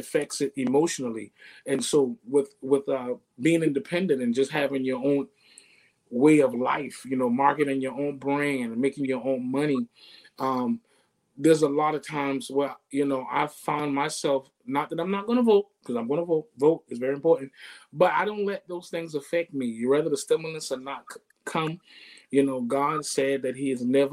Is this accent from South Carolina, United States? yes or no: yes; Charleston, South Carolina, United States; Charleston, born and raised